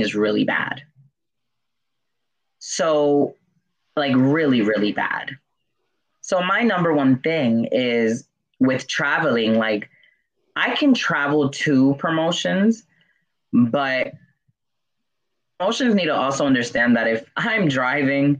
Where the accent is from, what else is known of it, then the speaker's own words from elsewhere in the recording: New York, United States; I'm Dominican from New York.